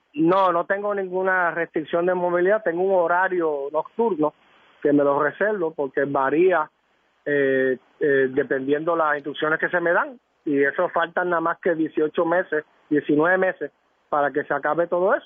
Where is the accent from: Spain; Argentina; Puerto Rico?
Puerto Rico; San Juan; yo soy de San Juan